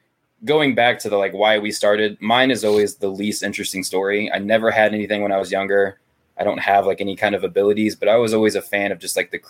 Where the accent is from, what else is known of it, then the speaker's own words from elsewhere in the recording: St. Louis, Missouri, United States; we're from St. Louis